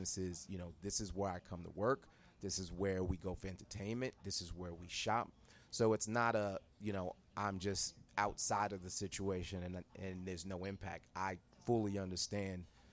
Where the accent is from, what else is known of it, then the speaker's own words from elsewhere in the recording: New York City, New York, United States; Growing up in New York City